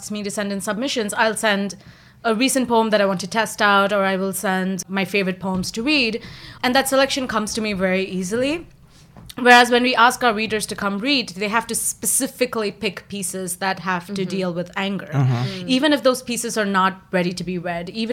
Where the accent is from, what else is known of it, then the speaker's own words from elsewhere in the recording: India; moved away; also born or lived in Flushing, Queens; I'm Indian